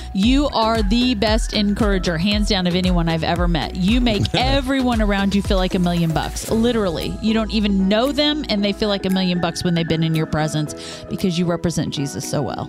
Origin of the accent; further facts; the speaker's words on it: Kansas, United States; we're from Kansas.